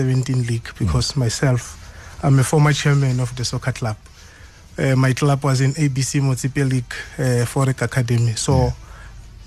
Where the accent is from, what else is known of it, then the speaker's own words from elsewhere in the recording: Mangweni, Mpumalanga, South Africa; I grew up in Mangweni, Nkomazi